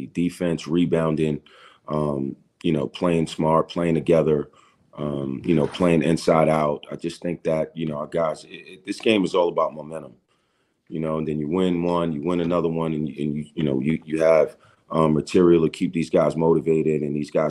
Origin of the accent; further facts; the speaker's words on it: New York City, New York, United States; moved away as an adult; also born or lived in El Paso, Texas / Connecticut; I grew up in New York City, playing a game, playing high school, you know, AAU